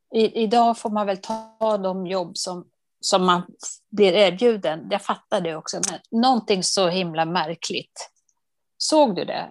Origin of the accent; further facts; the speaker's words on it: Dalarna County, Sweden; moved away; also born or lived in Uppland; jag är från Dalarna